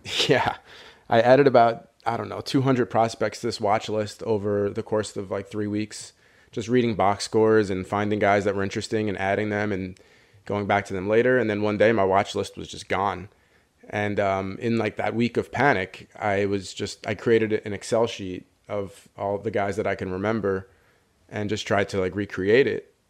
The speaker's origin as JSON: {"language": "English", "region": "New York", "country": "United States", "tie": "born or raised there", "said": "I grew up in New York"}